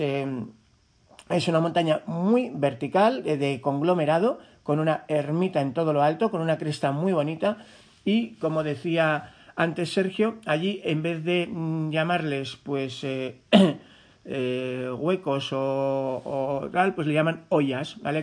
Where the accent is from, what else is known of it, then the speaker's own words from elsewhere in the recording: La Ribera, Navarre, Spain; yo soy de la Ribera